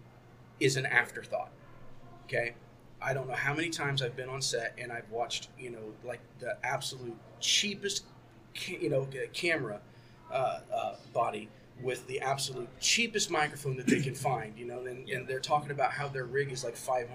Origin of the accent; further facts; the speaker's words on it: Indiana, United States; also born or lived in Cleveland, Ohio; We're both from Indiana